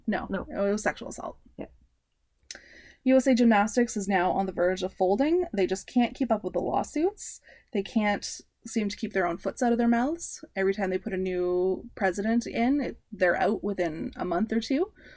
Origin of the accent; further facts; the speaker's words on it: Canada; we are Canadian slash North American centric